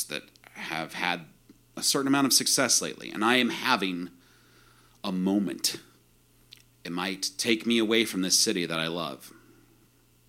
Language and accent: English; central Illinois, United States; I grew up in the Midwest, too, in central Illinois